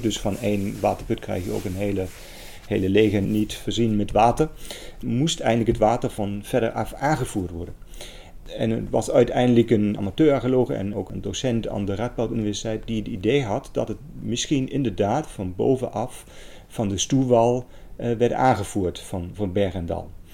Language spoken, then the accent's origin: Dutch; Germany; accent: German; Dutch is a second language; moved away as an adult; now in Netherlands; Ik kom uit Duitsland. Dat hoort mij misschien ook aan mijn accent.